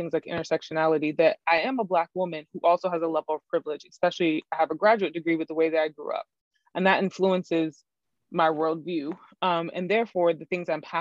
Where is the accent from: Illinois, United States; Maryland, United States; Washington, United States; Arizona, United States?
Maryland, United States; now in Texas, United States; I am an East Coaster, which is a big part of my identity. I'm from Maryland